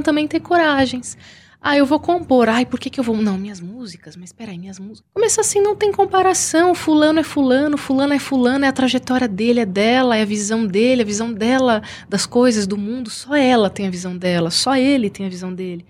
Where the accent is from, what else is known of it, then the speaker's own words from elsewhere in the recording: São Bernardo do Campo, São Paulo, Brazil; eu sou de São Bernardo.